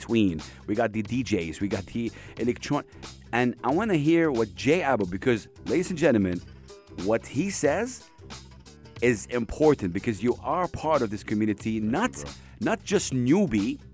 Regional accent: Saudi Arabia; I come from Saudi Arabia

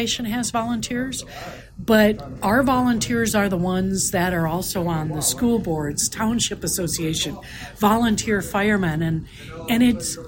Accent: Minneapolis–Saint Paul, Minnesota, United States; I was born and raised in the Twin Cities

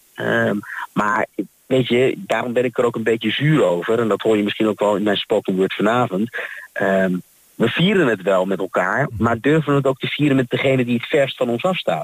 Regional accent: Haarlem, North Holland, Netherlands; moved away as an adult; now in Twente, Netherlands; Ik kom eigenlijk uit Haarlem

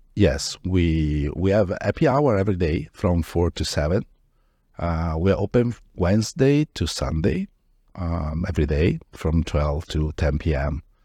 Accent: Padua, Veneto, Italy; moved away as an adult; now in Miami, United States; Originally, I'm from Padova, which is a city in north of Italy, near Venice.

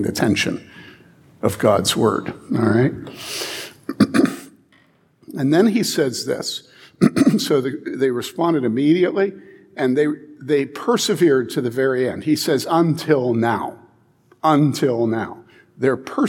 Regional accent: Wheaton, Illinois, United States; I grew up in Wheaton

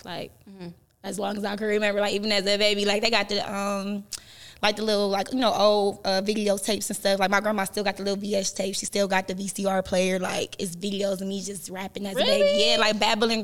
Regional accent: Euclid, Ohio, United States; also born or lived in Cleveland, Ohio; I grew up mostly in Euclid, but most of my family from St. Clair

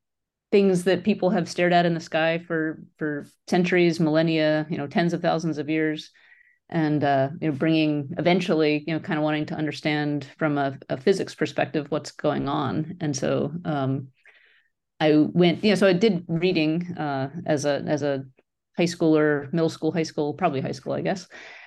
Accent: Pennsylvania, United States; So let's see, I grew up on the East Coast of the United States near Philadelphia and in a suburban area.

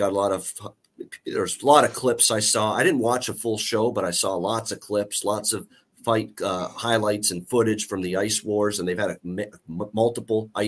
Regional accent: Hamilton, Ontario, Canada; I always say I'm from Hamilton, but I'm actually specifically in Dundas, a suburb of Hamilton

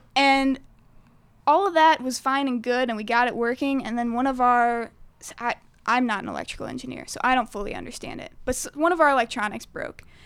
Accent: St. Louis, Missouri, United States; Saint Louis. I, well, specifically Jeffco

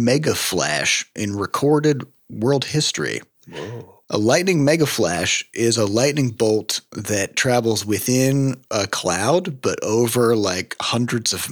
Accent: Midwest, United States; now in St. Louis, United States; as a Midwesterner

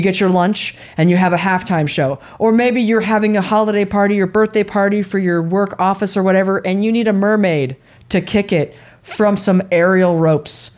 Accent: San Francisco, California, United States; growing up in the Bay Area and in San Francisco

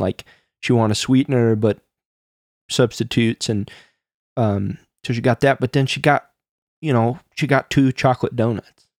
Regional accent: Midwest, United States; growing up in the Midwest

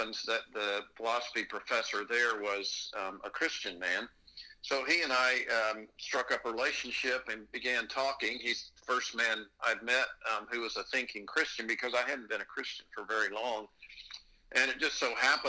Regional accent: Texas, United States; moved away as an adult; now in Pennsylvania, United States; I am originally from Texas, born and raised there, and about 30 years ago moved up to Pennsylvania

